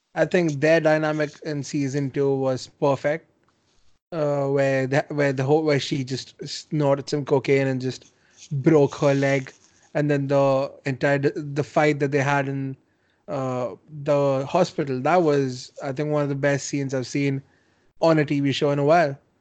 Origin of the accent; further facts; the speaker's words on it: India; I mean as an Indian